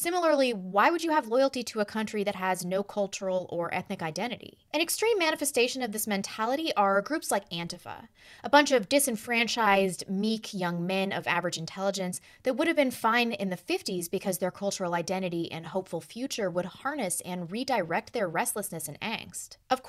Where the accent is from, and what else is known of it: United States